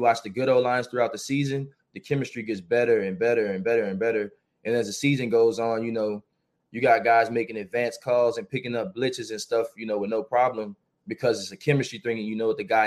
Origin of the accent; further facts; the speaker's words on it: New Orleans, Louisiana, United States; I grew up in New Orleans.